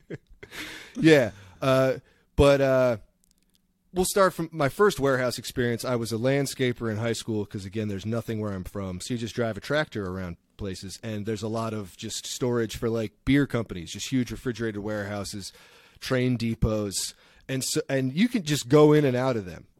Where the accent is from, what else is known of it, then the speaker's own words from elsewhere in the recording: East Coast, United States; now in Bay Area, United States; I'm some redneck from the East Coast